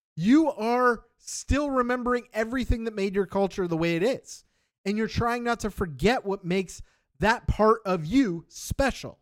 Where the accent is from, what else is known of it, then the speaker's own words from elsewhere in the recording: Canada; I am sixth-generation Canadian now